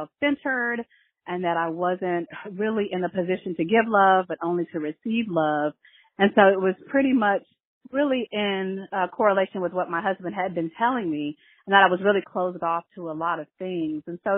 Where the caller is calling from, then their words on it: New York City, New York, United States; I'm calling from Brooklyn, New York.